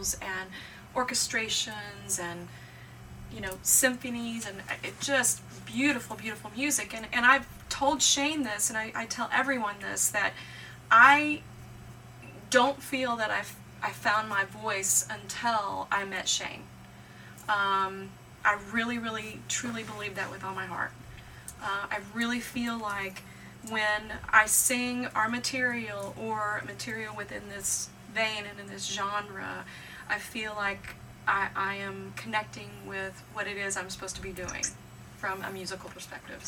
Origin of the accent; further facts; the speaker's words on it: Midwest, United States; I'm from the Midwest